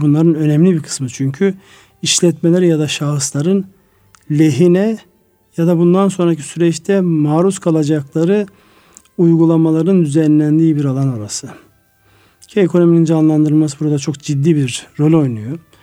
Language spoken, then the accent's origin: Turkish; Turkey; moved away; benim memleketim olan Kars Ardahan'ın